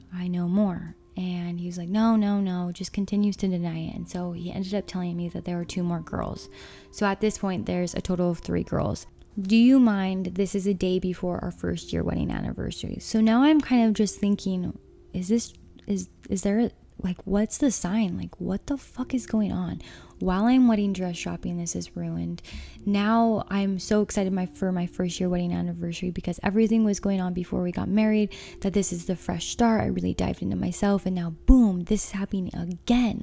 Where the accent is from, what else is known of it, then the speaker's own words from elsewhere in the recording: Utah, United States; growing up in Utah